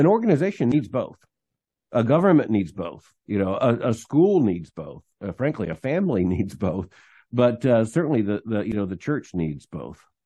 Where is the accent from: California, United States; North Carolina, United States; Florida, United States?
Florida, United States; moved away as an adult; also born or lived in Birmingham, Alabama / Louisville, Kentucky; I was born in Florida, uh, raised in a Christian home